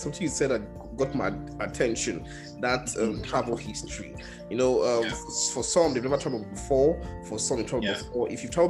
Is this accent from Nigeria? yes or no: yes; Delta, Nigeria; also born or lived in Benin City, Nigeria; I'm from Delta. I grew up in Delta. Mm-hmm. But I stayed in Edo State, Benin City, for over 6 years. So I know Benin City so well. Like my second home is like 45 to 1 hour drive from my own home, Sapele, in Delta State.